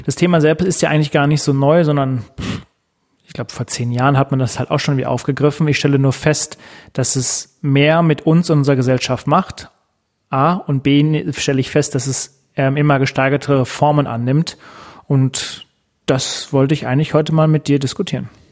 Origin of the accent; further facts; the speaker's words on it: Germany; hier bei uns in Deutschland